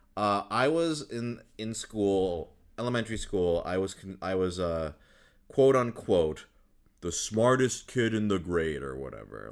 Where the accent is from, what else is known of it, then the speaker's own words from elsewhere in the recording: Minnesota, United States; I grew up in Minnesota